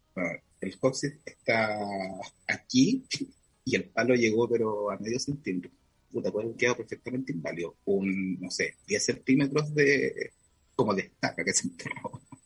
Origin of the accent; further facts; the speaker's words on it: Concepción, Biobío, Chile; also born or lived in Puerto Montt; Yo nací en Concepción y después me fui un tiempo a Puerto Montt y volví como a los 4 años